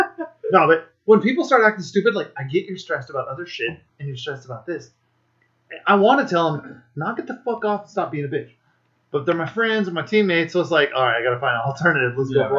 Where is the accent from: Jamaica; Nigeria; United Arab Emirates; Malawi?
Jamaica; Saint Ann Parish; I'm from St. Anne